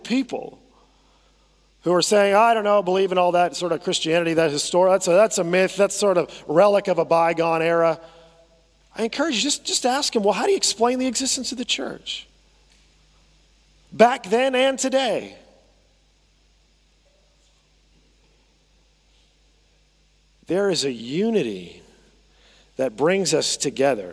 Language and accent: English; United States; I say that as an American